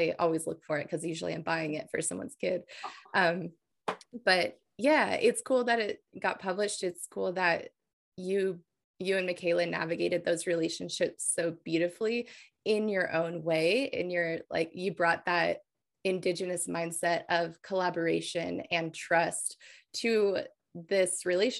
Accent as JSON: {"language": "English", "region": "New Mexico", "country": "United States", "tie": "born or raised there", "said": "I grew up with Native books when I was a kid, because I grew up in New Mexico."}